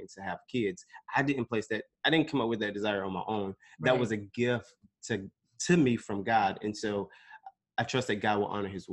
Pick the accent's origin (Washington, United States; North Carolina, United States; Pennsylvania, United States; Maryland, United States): North Carolina, United States; Snow Hill; moved away as an adult; also born or lived in Stamford, Connecticut; now in New York, United States; I was born in Stamford, Connecticut, but lived and was raised in Greenville, North Carolina. Actually, not Greenville. Snow Hill, North Carolina